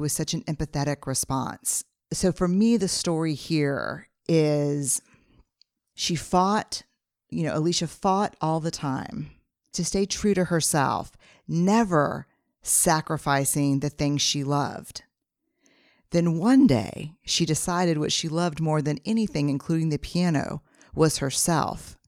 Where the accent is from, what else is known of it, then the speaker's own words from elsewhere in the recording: Texas, United States; Fifth generation Texan